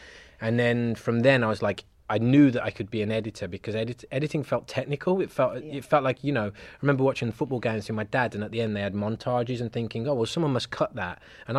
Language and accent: English; Birmingham, West Midlands, United Kingdom; moved away as an adult; also born or lived in Cheltenham; now in London, United Kingdom; So I'm from Birmingham originally. Okay. So born and raised not far from Birmingham Airport.